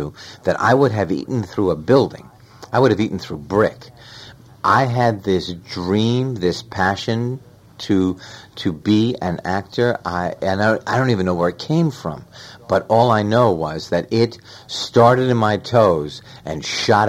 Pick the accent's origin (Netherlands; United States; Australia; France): United States; New York; I was born and raised in New York.